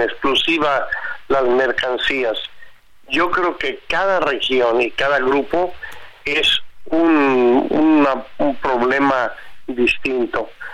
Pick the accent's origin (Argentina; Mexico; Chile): Mexico; somos mexicanos